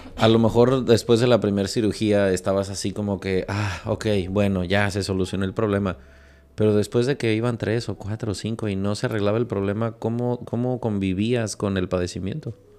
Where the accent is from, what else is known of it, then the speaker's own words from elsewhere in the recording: Mexico; Aquí a los niños desde los tres años les damos dulces que pican.